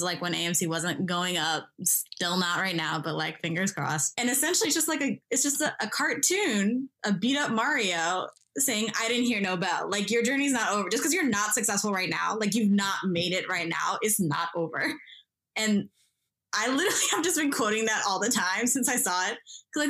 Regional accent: Midwest, United States; I resonated with a lot growing up in the Midwest.

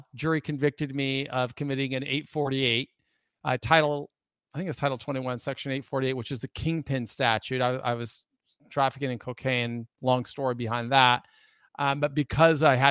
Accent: Lake Forest Park, Washington, United States; moved away as an adult; also born or lived in Anaheim, California / Key Biscayne, Florida; I was born in Anaheim, California. But as a child, my family moved to Seattle, and I grew up on the north end of Lake Washington in a small community called Lake Forest Park

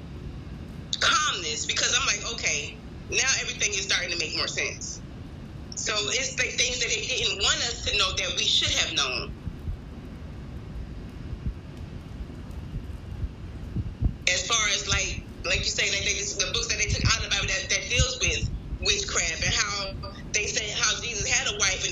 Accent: Philadelphia, Pennsylvania, United States; moved away; also born or lived in the South (US); I'm from Philadelphia.

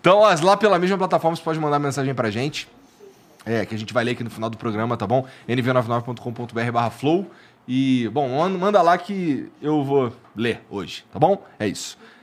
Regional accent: Brazil; a gente é brasileiro

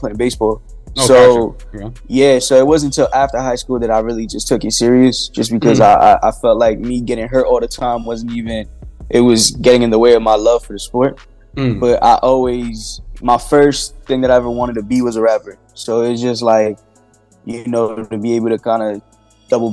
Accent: Yonkers, New York, United States; Really close to Getty Square, but I live my majority of my life near Cross County

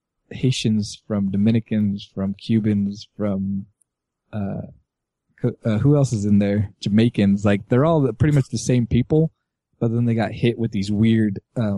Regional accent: California, United States; So I'm an American Mexican, but I'm also a Californian

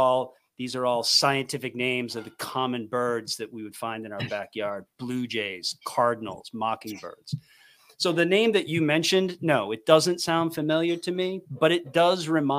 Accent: East Coast, United States; But I mean, I'm from the East Coast. My bias is East Coast.

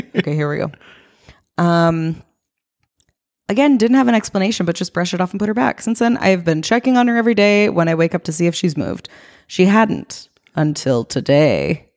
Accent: East Coast, United States; moved away as an adult; now in West Coast, United States; I grew up on the East Coast.

